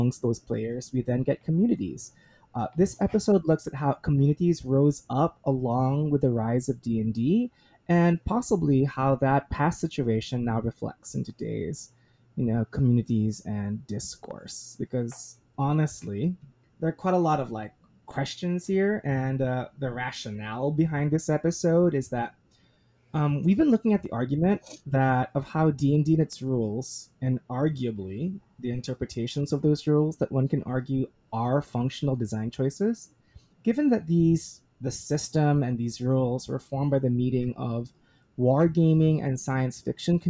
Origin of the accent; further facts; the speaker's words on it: Philippines; I am a Filipino, both by heritage, nationality, and citizenship